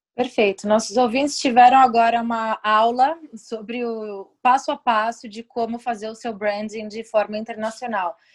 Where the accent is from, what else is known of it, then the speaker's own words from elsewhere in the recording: Brazil; moved away; Eu, como brasileira no exterior